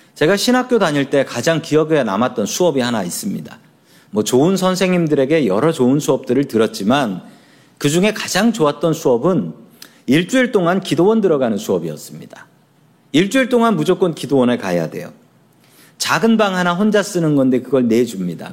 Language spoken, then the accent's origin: Korean; Seoul, South Korea; 제가 살던 동네는 서울의 가난한 봉천동이라는 동네였습니다.